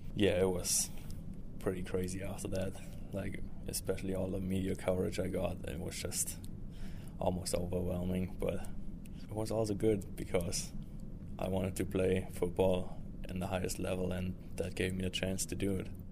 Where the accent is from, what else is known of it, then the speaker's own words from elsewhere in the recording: Stuttgart, Baden-Württemberg, Germany; moved away as an adult; now in United States; I played soccer growing up, like most guys in Germany do.